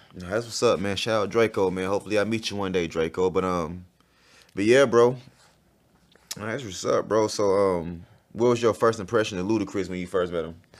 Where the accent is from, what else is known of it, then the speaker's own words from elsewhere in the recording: College Park, Georgia, United States; also born or lived in Montgomery, Alabama; I was born out there